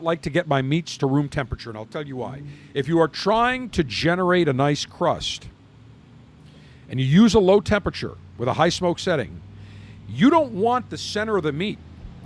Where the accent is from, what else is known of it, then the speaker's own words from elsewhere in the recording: Buffalo, New York, United States; now in Tampa, United States; I am from Buffalo